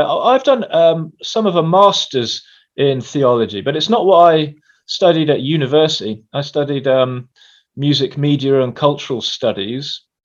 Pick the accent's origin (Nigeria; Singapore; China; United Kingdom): United Kingdom; England; Well, I am an Englishman. I am a little confused about whether I come from the north or the south. I've spent time in both.